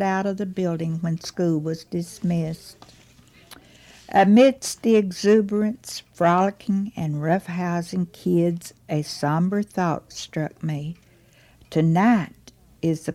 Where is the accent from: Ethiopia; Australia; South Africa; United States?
United States; Dorchester, Virginia; now in Wise, Virginia, United States; When I was growing up in Dorchester, Virginia